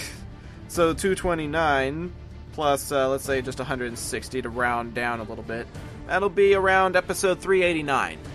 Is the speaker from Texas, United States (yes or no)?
yes; Texas, United States; I'm a Texan